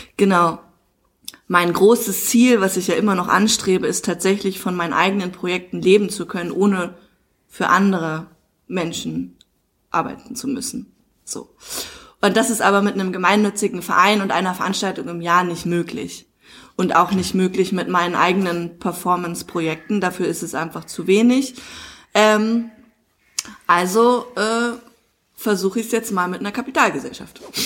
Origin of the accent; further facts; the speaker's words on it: Dahnsdorf, Brandenburg, Germany; moved away as an adult; also born or lived in Munich / Hamburg; ich bin ja hier aufgewachsen in dem Dorf